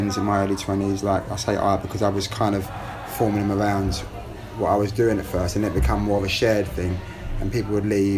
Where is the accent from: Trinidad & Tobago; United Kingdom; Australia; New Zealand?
United Kingdom; London; I was born in London